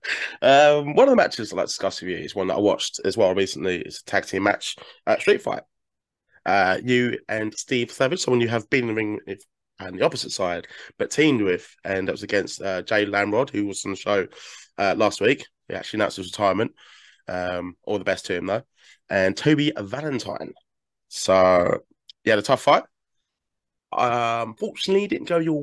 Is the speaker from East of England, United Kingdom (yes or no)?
yes; Essex, East of England, United Kingdom; I'm from Essex myself